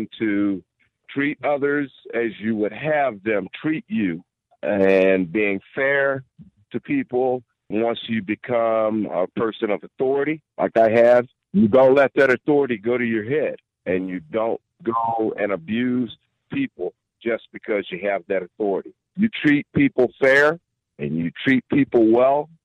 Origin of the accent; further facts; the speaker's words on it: St. Louis, Missouri, United States; moved away as an adult; now in Livingston County, United States; I was born and raised in St. Louis, and I grew up in one of probably the worst cities that we know of, and that's East St. Louis